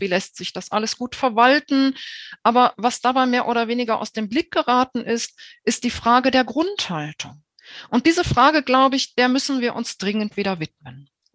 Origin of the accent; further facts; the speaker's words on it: Germany; bei uns in Deutschland